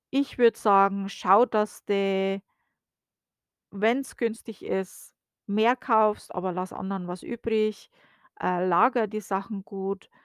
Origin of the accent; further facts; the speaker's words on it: Germany; now in United States; bei uns in Deutschland